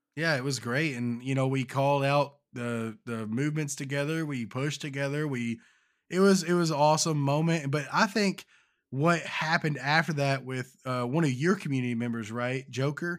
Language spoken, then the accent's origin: English; Kentucky, United States; born or raised there